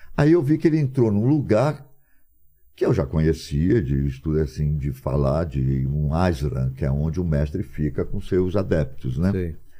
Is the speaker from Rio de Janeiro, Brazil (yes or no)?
yes; Rio de Janeiro, Brazil; moved away as an adult; also born or lived in São Paulo; Nasci no Rio, ok, sou carioca, mas sou brasileiro